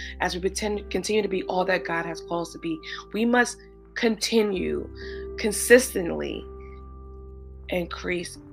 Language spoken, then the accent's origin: English; New York City, New York, United States; I live in New York. I'm a New Yorker. I'm a true New Yorker